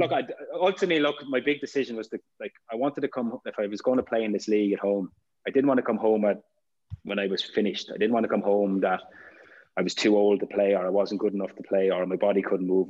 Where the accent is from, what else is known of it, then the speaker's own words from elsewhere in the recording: Ireland; being Irish